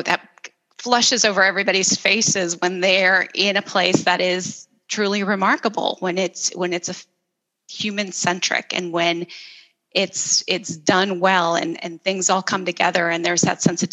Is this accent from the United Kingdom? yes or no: no; El Salvador; moved away; I'm originally from El Salvador, and I grew up in this tiny little country